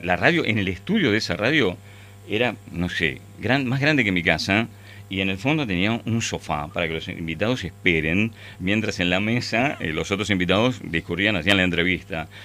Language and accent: Spanish; Ramos Mejía, Buenos Aires Province, Argentina; yo vivía, nací en Capital, pero viví toda mi vida en Ramos Mejía